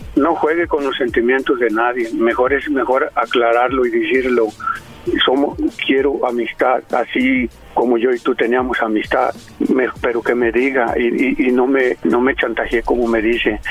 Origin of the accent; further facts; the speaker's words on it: Jalisco, Mexico; Yo soy de Jalisco.